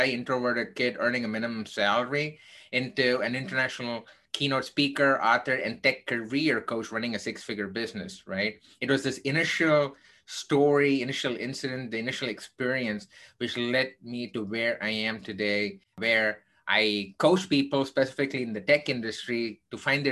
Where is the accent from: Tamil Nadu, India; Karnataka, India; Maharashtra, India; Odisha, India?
Tamil Nadu, India; Chennai; moved away as an adult; now in United States; I grew up in a place called Chennai, which is one of the bigger cities in India.